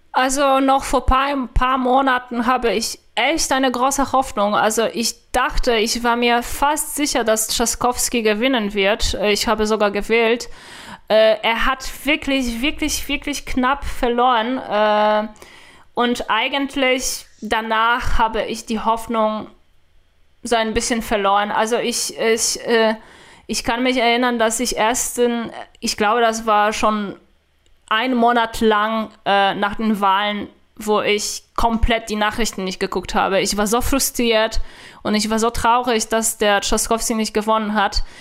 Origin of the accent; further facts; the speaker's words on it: Poland; German is a second language; now in Germany; Ich werde nie eine Deutsche sein, ich bin eine Polin